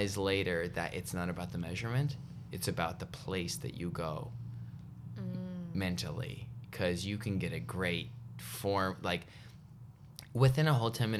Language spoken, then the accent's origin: English; Canada; I'm very grateful I grew up in Canada